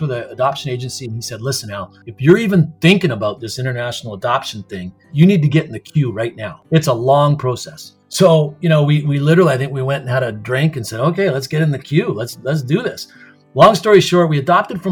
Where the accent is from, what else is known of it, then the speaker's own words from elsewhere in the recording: Canada; what makes Canadians different? You know, why are we